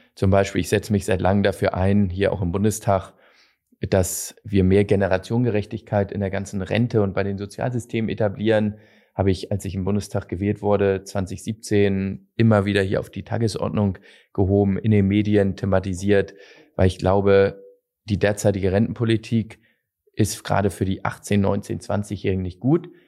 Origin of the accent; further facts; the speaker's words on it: Hamburg, Germany; bei uns in Hamburg